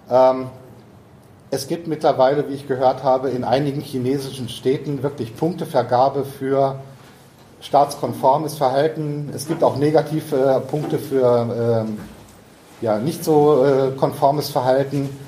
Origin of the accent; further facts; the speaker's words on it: Munich, Bavaria, Germany; Ich komme aus München